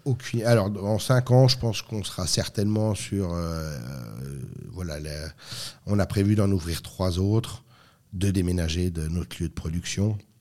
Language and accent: French; France; moved away as an adult; also born or lived in Lorraine; now in Switzerland; je suis français, donc je suis pas suisse